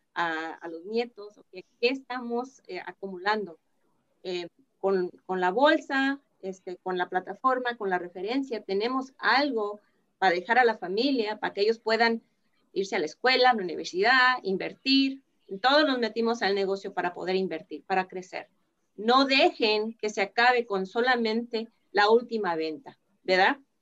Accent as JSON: {"language": "Spanish", "country": "Mexico", "said": "somos, somos mexicanos"}